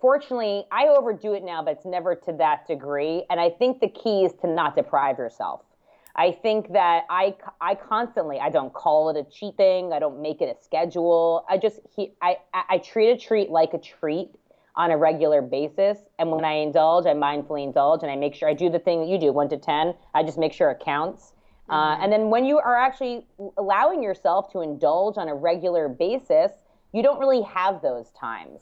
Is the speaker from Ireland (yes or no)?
no; New York, United States; I'm bi-coastal, but I grew up in New York